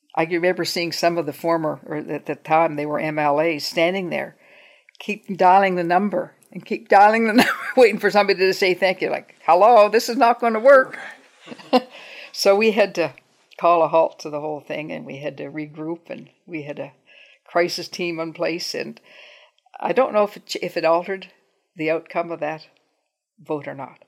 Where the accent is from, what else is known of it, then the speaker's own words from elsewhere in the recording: Truro, Nova Scotia, Canada; I grew up in Truro